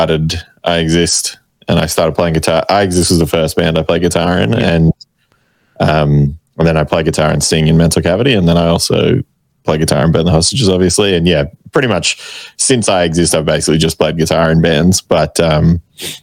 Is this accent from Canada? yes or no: no; Canberra, Australian Capital Territory, Australia; I'm from Canberra, so I've played in lots of bands in Canberra